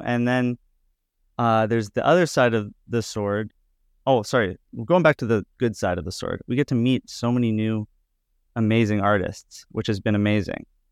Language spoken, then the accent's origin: English; Edmonton, Alberta, Canada; now in Toronto, Canada; I grew up in Edmonton